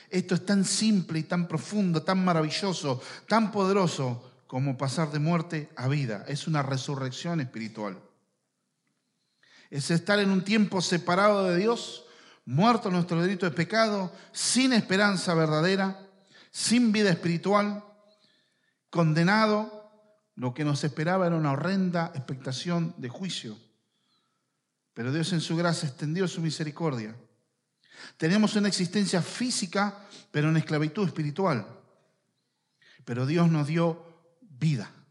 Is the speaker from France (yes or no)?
no; Argentina; cada uno que nació en este territorio podemos decir soy argentino. Estamos sujetos a las leyes, a las autoridades de esta nación, y eso nos distingue por cualquier otro lugar del mundo. Nosotros, nuestro lugar es acá.